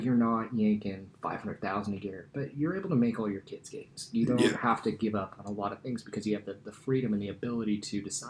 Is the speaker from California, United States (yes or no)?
yes; Eureka, California, United States; born or raised there; moved away as an adult